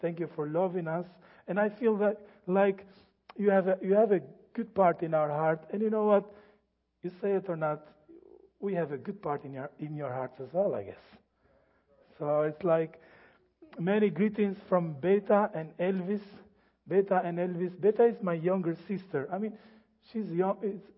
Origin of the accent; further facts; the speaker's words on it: Albania; English is a second language; I am from Albania. This is a good summary, quick summary of Albania, where it is and how it has been gone through.